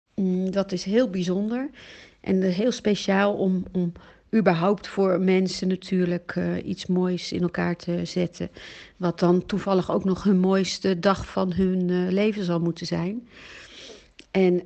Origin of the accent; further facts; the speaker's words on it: Amsterdam, North Holland, Netherlands; moved away as an adult; also born or lived in Belgium; now in Italy; Ik ben geboren in Nederland, in Amsterdam. En ik woon nu in Italië